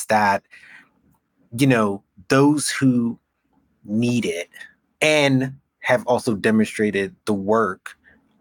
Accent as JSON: {"language": "English", "town": "New York City", "region": "New York", "country": "United States", "said": "I'm from Brooklyn"}